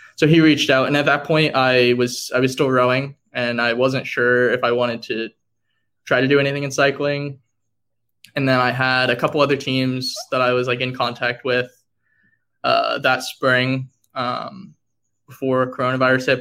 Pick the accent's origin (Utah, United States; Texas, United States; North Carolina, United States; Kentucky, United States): Texas, United States; Dallas; moved away; I'm from Dallas, Texas.